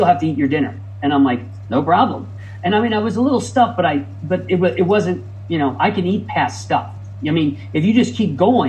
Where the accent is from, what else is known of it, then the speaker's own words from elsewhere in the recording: Midwest, United States; moved away as an adult; also born or lived in Ohio; now in California, United States; I grew up in the Midwest